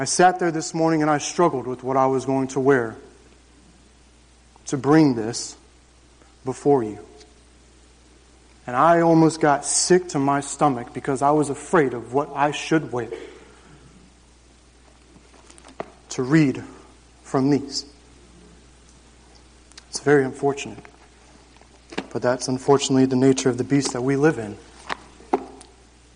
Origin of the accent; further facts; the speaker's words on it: Jacksonville, Florida, United States; my story begins June 26, 1987, Jacksonville, Florida. I grew up on 2 acres in the suburbs of Jacksonville